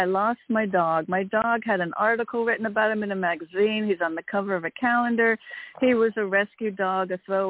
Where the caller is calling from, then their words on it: Connecticut, United States; Sorry, from Connecticut.